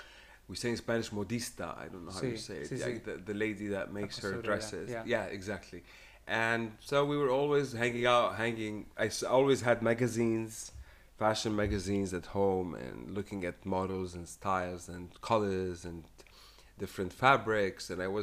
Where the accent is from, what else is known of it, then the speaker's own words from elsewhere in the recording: Beirut, Beirut Governorate, Lebanon; moved away as an adult; also born or lived in France / Paris, France; now in Barcelona, Spain; I was born in Beirut. I grew up in Lebanon till the age of 18, 19. And then I moved to France. So I consider myself half Lebanese, half French.